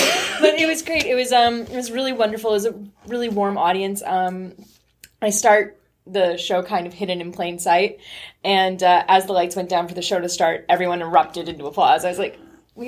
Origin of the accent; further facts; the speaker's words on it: Saint John, New Brunswick, Canada; now in Vancouver, Canada; That's my hometown, so that's where this play actually debuted last year in St. John, New Brunswick